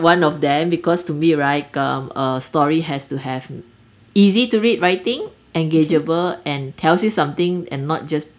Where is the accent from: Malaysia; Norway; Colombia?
Malaysia